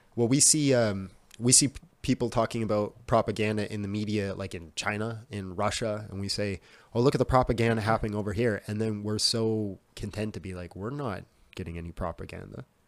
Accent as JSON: {"language": "English", "town": "Whitehorse", "region": "Yukon", "country": "Canada", "tie": "born or raised there", "said": "I grew up in Whitehorse, so it's the capital of the Yukon"}